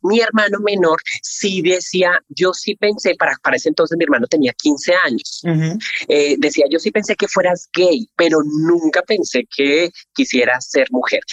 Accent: Colombia; soy colombiana

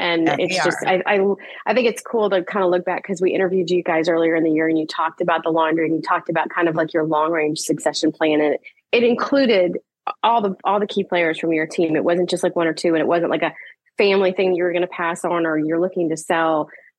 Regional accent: Virginia, United States; I grew up in Virginia and vacationed on the East Coast, so in the Carolinas.

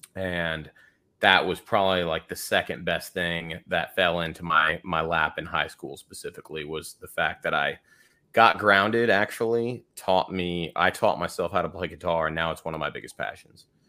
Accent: Houston, Texas, United States; now in Austin, United States; we grew up in Houston, uh, in the suburbs of Houston.

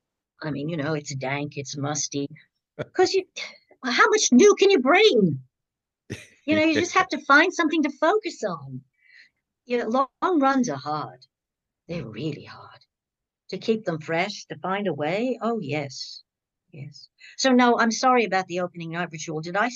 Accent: Australia; Now, I'm Australian, but I was hired as part of the British company, Australian American.

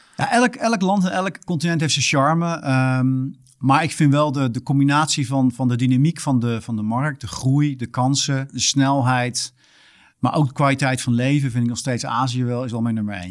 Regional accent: Netherlands; moved away as an adult; also born or lived in Australia; als Nederlander

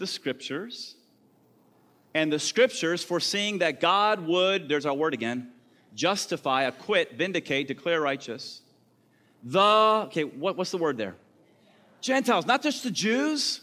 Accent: the South, United States; I'm from the South

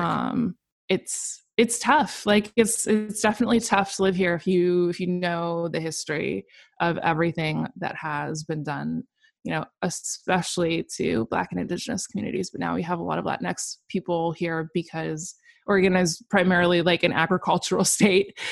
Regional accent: Portland, Oregon, United States; moved away as an adult; now in Seattle, United States; I grew up in Portland, Oregon, was born and raised.

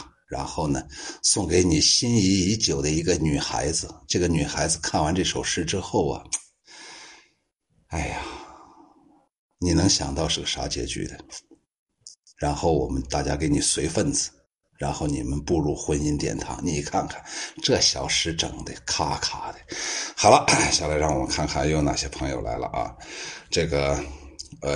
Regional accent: Guangdong, China; 你们都是高智商，我也是广东人，对，好好听啊！

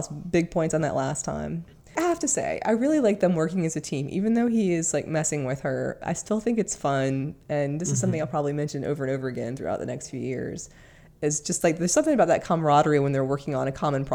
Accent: Georgia, United States; I grew up in Georgia

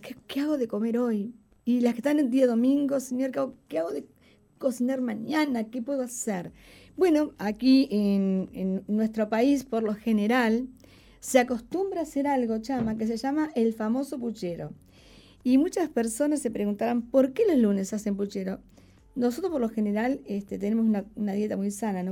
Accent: Uruguay

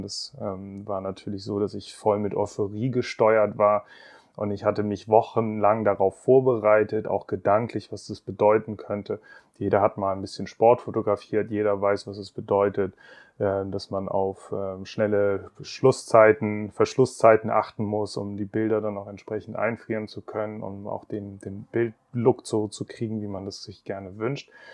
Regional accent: Bremen, Germany; ich bin in Bremen aufgewachsen

